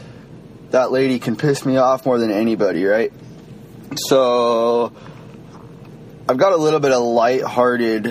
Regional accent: Washington, United States; I'm from Washington State

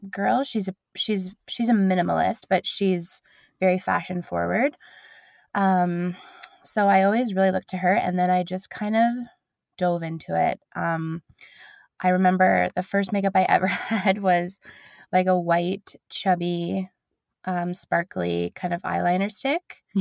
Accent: London, United Kingdom; People in London, I'm from London, people in London were getting to know me, and I was very like local.

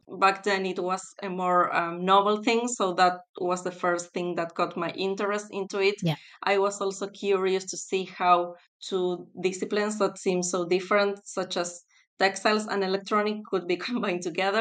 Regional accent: Buenos Aires, Argentina; moved away as an adult; also born or lived in North Carolina, United States; now in United Kingdom; I'm originally from Argentina, specifically from Buenos Aires.

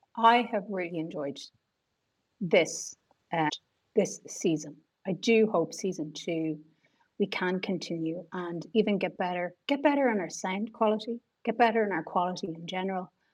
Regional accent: Ireland; especially as a girl growing up in Ireland

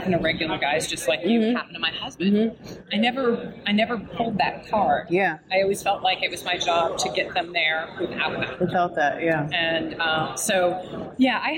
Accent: East Coast, United States; I'm from the East Coast, so I say guys for everything

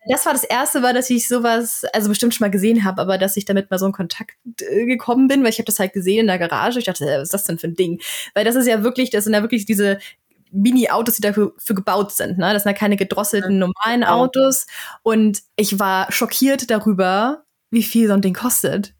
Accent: Northern Germany, Germany; moved away as an adult; now in Sweden; bei uns in Norddeutschland auf dem Land

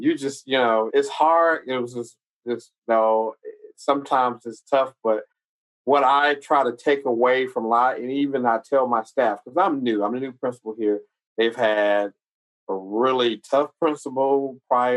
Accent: South Carolina, United States; I'm from South Carolina

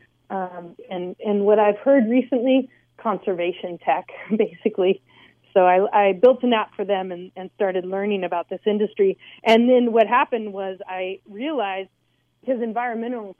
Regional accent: San Luis Obispo, California, United States; moved away; also born or lived in Bay Area; move home to my hometown of San Luis Obispo

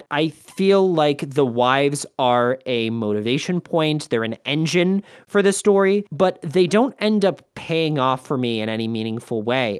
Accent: United States; more to my sensibility as an American

